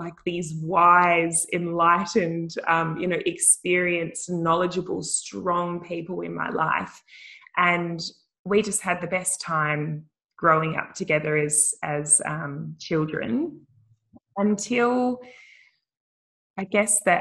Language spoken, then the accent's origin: English; Wickham, Western Australia, Australia; I grew up in a tiny little country town in the Pilbara called Wickham